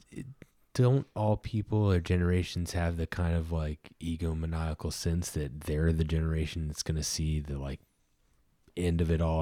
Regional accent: Ohio, United States; I grew up in Ohio

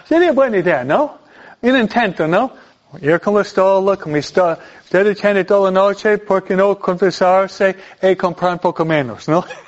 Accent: New York, United States; now in California, United States; el estado donde yo fui criado, en Nueva York

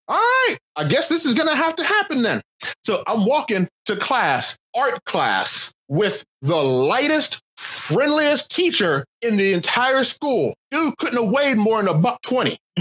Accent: Pittsburgh, Pennsylvania, United States; also born or lived in Akron, Ohio; I'm from Pittsburgh and I was born in Akron. I have never lived in the South

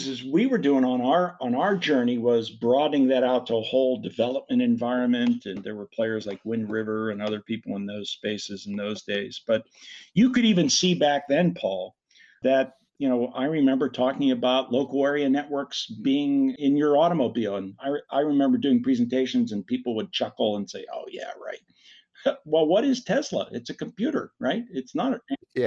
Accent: Pittsburgh, Pennsylvania, United States; I'm from Pittsburgh

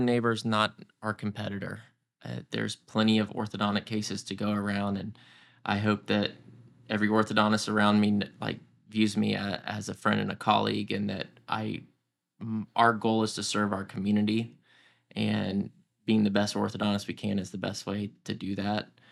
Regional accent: Roswell, Georgia, United States; also born or lived in Houston; I grew up in Roswell, Georgia

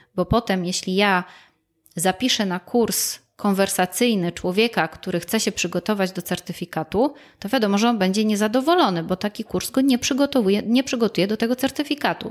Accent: Gliwice, Silesian Voivodeship, Poland; ja jestem rodowitą gliwiczanką, ja się tu urodziłam, tu wychowywałam, e, tutaj skończyłam szkołę.

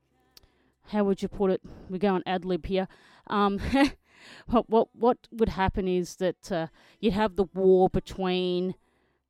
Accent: Australia; I'm an Australian motocross photojournalist.

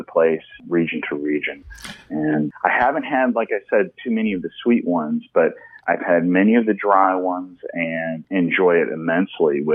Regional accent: St. Louis, Missouri, United States; moved away; I'm from St. Louis originally

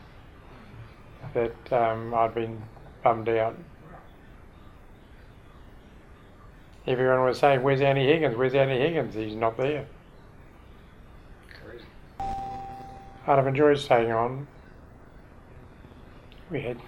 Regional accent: Christchurch, Canterbury, New Zealand; moved away as an adult; I came out from Christchurch, because that's my hometown

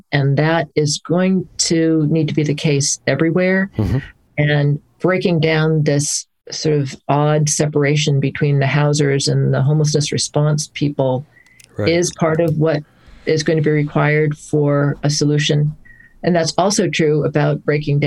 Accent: Hartford, Connecticut, United States; moved away as an adult; also born or lived in Amherst, Massachusetts / New York City; I grew up in the Hartford, Connecticut area

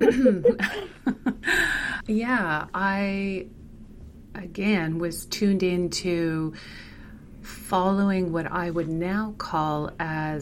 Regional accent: Manitoba, Canada; moved away as an adult; we relocated back to my hometown in Manitoba

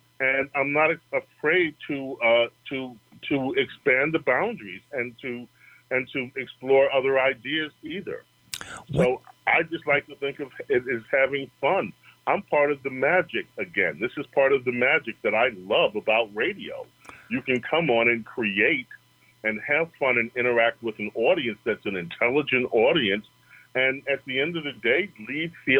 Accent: New York, United States; being in New York and growing up in New York

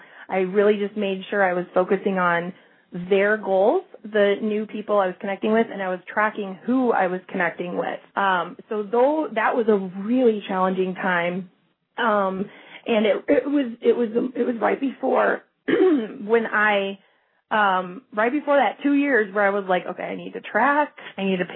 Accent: Chicago, Illinois, United States; moved away as an adult; now in Phoenix, United States; I'm from Chicago, where it's very cold, great city, but so cold.

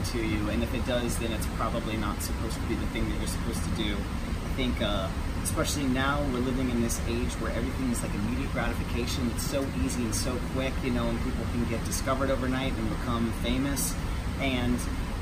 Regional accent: Kentucky, United States; now in New York, United States; I'm originally from Kentucky, but lived in New York for well over a decade at this point, so I consider myself a New Yorker

